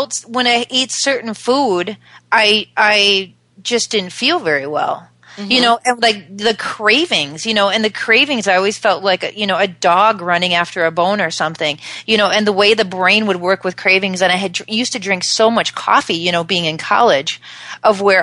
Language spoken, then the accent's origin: English; Dayton, Minnesota, United States; I was raised in suburban Minnesota